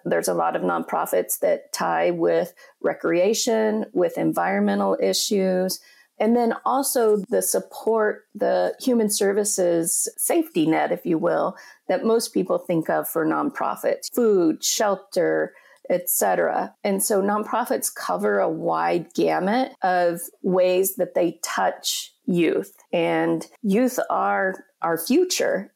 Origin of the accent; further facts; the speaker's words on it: Colorado, United States; moved away as an adult; also born or lived in Minneapolis; now in Upper Peninsula, Michigan, United States; I'm originally from Colorado, and I grew up in a small town in Colorado in the Four Corners area